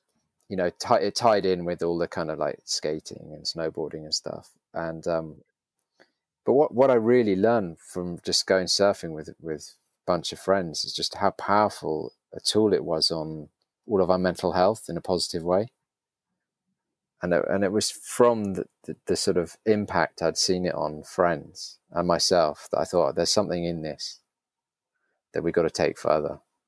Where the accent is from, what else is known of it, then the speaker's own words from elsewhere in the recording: London, United Kingdom; Yes, I grew up in England. So I've lived in London since I was about 5 or 6 years old. So London's my home.